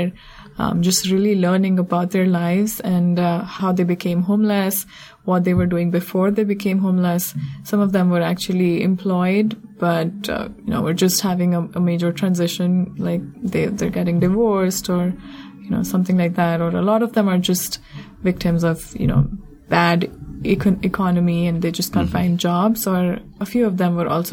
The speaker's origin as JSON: {"language": "English", "country": "India", "tie": "born or raised there", "also_born_or_lived": "Providence, Rhode Island", "moved": "as an adult", "lives_now": "Washington, D.C., United States", "said": "I grew up in India in an upper middle class family"}